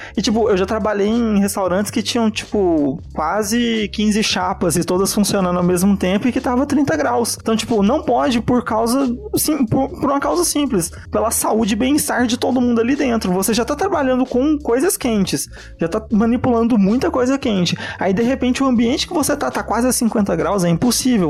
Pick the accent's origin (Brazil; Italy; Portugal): Italy; accent: Italian; moved away; eu sou italiano, né? Boa parte do período que eu morei e fui alfabetizado na Itália